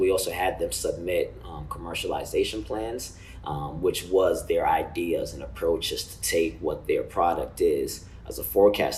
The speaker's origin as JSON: {"language": "English", "country": "Uganda", "moved": "yes", "said": "I'm from Uganda, a small country in East Africa"}